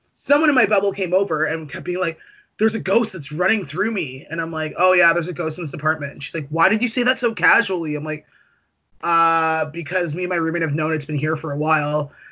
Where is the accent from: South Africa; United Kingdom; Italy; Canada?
Canada; Toronto, Ontario; I'm from Scarborough